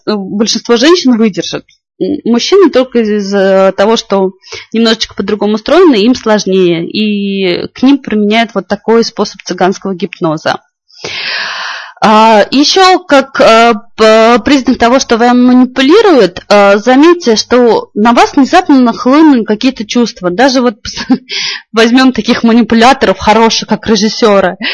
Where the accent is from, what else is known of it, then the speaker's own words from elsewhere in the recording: Moscow Oblast, Russia; Я из Москвы